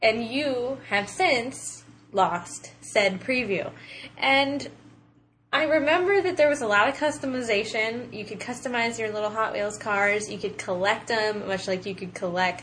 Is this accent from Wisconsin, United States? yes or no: no; Ohio, United States; we're from Ohio, Midwest